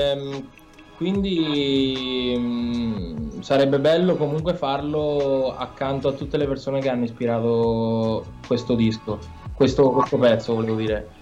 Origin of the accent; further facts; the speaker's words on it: Spoleto, Umbria, Italy; noi veniamo da Spoleto, siamo i …